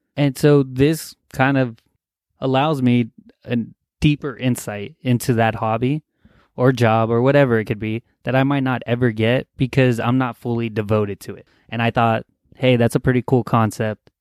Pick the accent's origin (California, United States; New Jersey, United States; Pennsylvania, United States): California, United States; Los Angeles; I'm from California, L A area, and I live in a California bubble